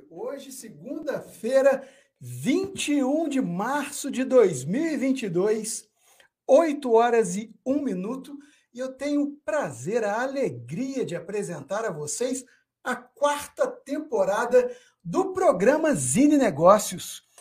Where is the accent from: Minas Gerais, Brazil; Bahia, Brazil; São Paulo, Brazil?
Minas Gerais, Brazil; Mas aqui nós somos de Minas Gerais, também está carregado de sotaque.